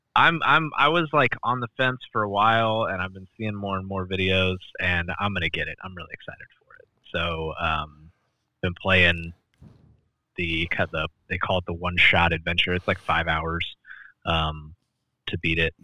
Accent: Midwest, United States; we grew up in in the Midwest in America

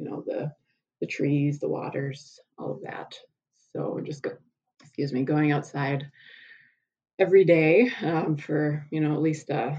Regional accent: South Dakota, United States; I grew up on the South Dakota prairie

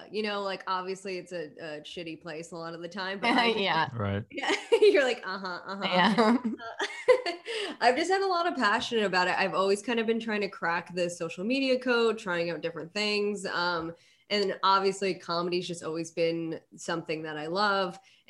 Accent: Connecticut, United States; Yeah. I'm from Connecticut.

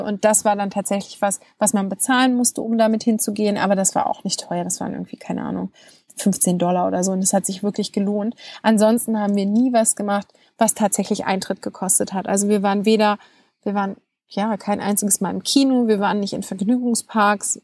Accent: Germany; bei uns in Deutschland

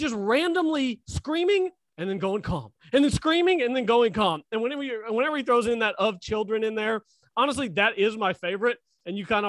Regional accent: Chickasha, Oklahoma, United States; accent: country; I'm from Chickasha, so I've got a little bit of country in my voice

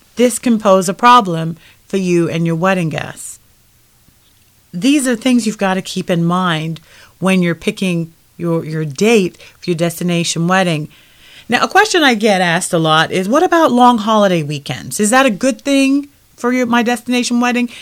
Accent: United Kingdom; now in United States; I'm originally from the United Kingdom.

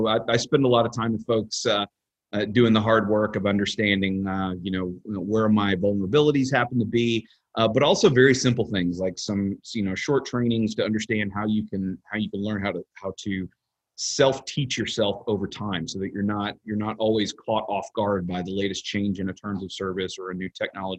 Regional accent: Texas, United States; So looking at things from a state actor level, as a Texan, just kind of going to work every day, it's not something that you should necessarily be afraid of all the time.

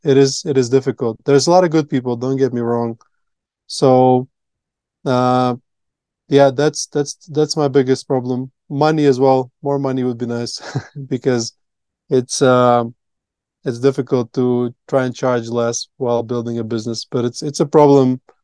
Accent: Latvia; English is a second language; moved away as an adult; now in Colombia; I grew up in Latvia

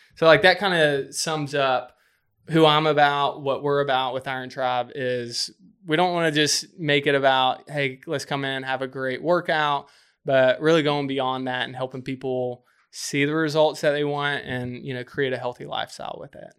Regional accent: just north of Birmingham, Alabama, United States; moved away as an adult; now in Charleston, United States; grew up just north of Birmingham, Alabama

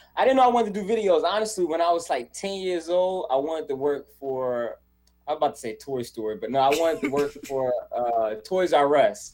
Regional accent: Charlotte, North Carolina, United States; moved away as an adult; now in California, United States; I was born and raised in Charlotte, North Carolina, and then um, when I was 24 years old, I moved to California

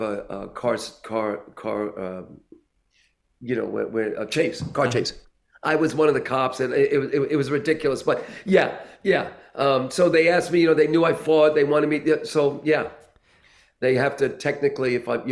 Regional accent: Puerto Rico; being Puerto Rican

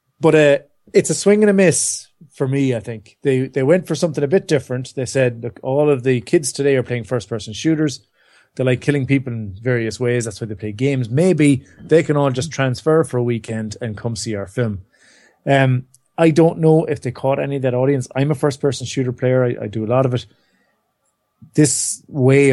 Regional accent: Ireland; we're Irish

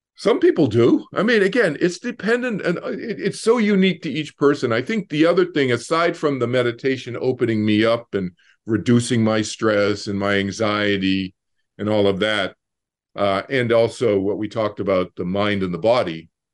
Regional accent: Boston, Massachusetts, United States; moved away; growing up in Boston

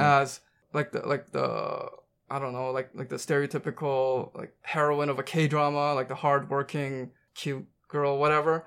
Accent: Vancouver, British Columbia, Canada; I'm from Vancouver

